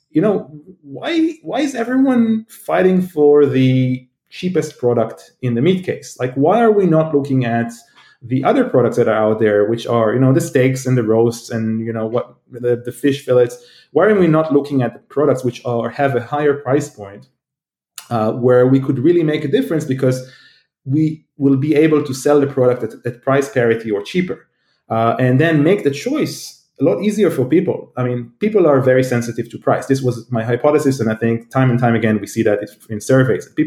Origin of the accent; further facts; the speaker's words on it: Israel; now in United States; you know, I came from Israel, which is quite advanced, but still, these things didn't happen here. And moved to the U.S., and suddenly it's all around.